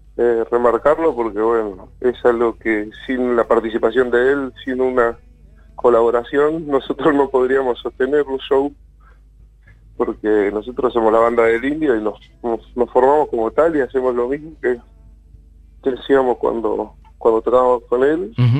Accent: El Bolsón, Río Negro, Argentina; also born or lived in Golondrinas, Chubut; se me quemó mi pueblo natal

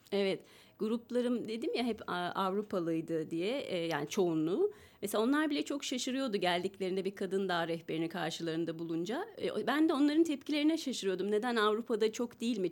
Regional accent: Amasya, Turkey; ben Amasya doğumluyum.

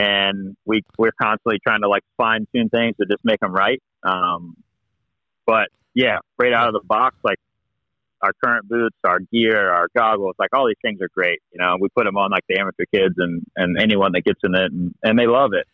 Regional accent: United States

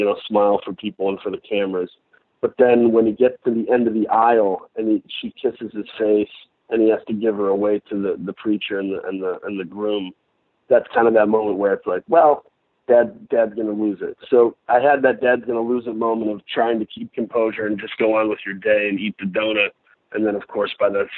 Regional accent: Michigan, United States; I'm from Michigan

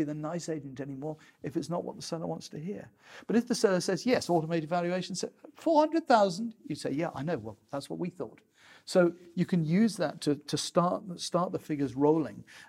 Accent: United Kingdom; we're British

